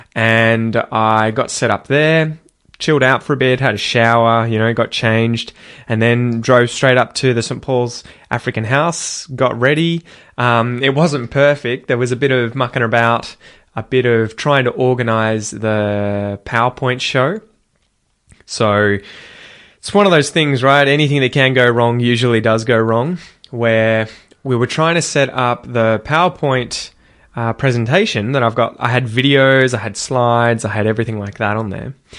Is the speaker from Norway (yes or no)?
no; Australia; as an Australian